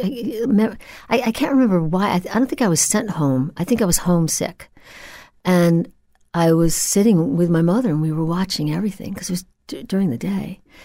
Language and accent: English; Old Bethpage, New York, United States; I grew up in Old Bethpage.